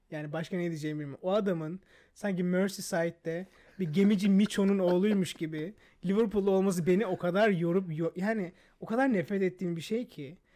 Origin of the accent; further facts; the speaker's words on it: Pazar, Rize Province, Turkey; first language Turkish; Ben pazarlıyım.